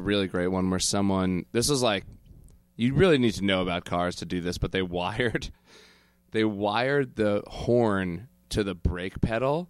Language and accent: English; Connecticut, United States; now in New York, United States; we're from the same town. We grew up together in Connecticut